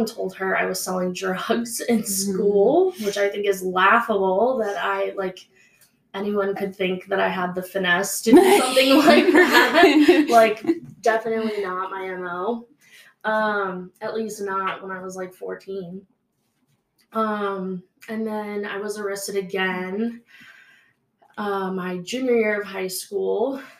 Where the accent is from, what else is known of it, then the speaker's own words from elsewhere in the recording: Maryland, United States; now in Utah, United States; Yeah, so I'm from Maryland.